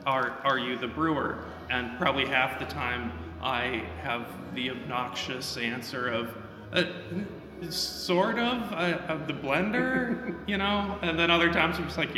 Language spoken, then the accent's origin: English; Chicago, Illinois, United States; I call Chicago home, yes.